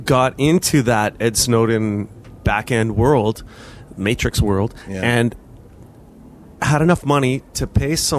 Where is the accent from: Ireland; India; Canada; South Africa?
Canada; Alberta; I grew up in Alberta